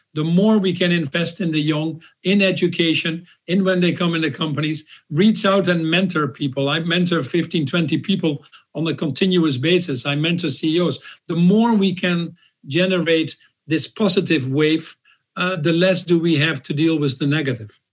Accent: Netherlands; I was born in the Netherlands a little bit 10 years after World War II.

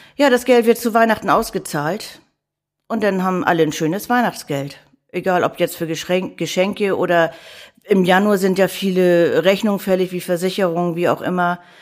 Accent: Hamburg, Germany; Ich bin echte Hamburgerin. Gebürtig und geborene Hamburgerin, die hier in Hamburg selten sind

